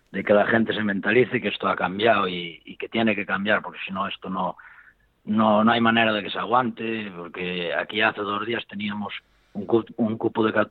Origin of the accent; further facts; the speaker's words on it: Ourense, Galicia, Spain; Sí, que yo soy de aquí, de Orense, de Galicia.